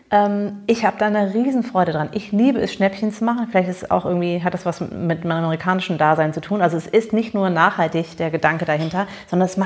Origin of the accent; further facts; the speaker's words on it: Bonn, North Rhine-Westphalia, Germany; Es gab nämlich einen Laden ähm, in Bonn, wo ich groß geworden bin, im amerikanischen Viertel, The Thrift Shop, also der Secondhand-Laden.